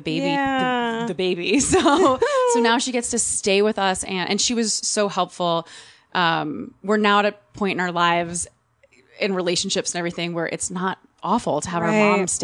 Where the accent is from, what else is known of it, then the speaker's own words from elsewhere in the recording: New Jersey, United States; I'm an Italian from Jersey